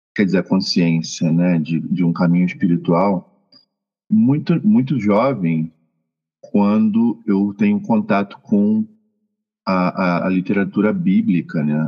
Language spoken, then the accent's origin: Portuguese; Rio de Janeiro, Brazil; also born or lived in Mexico City, Mexico; now in Cuernavaca, Mexico; Sou natural de Realengo, lá no Rio de Janeiro